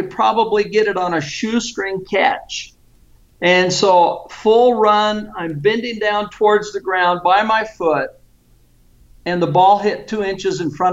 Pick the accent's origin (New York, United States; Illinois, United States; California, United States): California, United States; Vallejo; moved away as an adult; also born or lived in San Francisco, California; I was raised in Vallejo, California